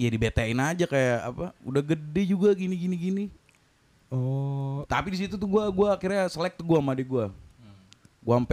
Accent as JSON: {"language": "Indonesian", "town": "Kediri", "region": "East Java", "country": "Indonesia", "said": "masuk cusut kediri kediri"}